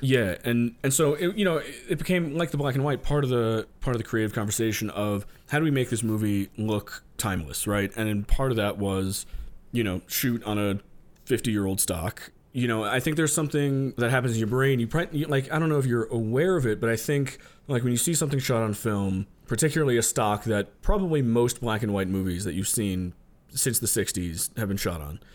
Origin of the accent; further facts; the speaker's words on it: New York, United States; I'm born and raised in New York.